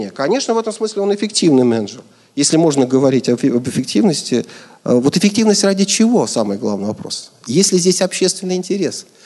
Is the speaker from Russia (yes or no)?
no; Kazakhstan; Я сам родился в Казахстане в семье военного.